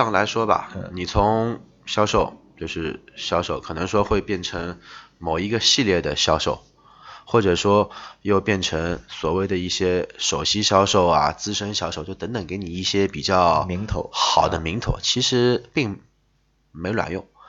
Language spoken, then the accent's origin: Chinese; Shanghai, China; 我们说上海话说拉缸其实就是吹牛的意思